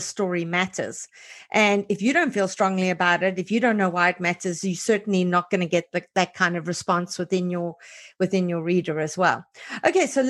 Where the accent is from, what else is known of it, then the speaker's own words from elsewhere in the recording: South Africa; as a South African